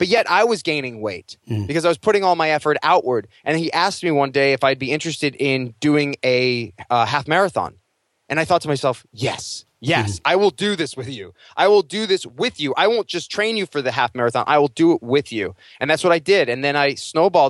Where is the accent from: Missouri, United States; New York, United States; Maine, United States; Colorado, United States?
New York, United States; Long Island; moved away as an adult; now in Los Angeles, United States; I was a kid from Long Island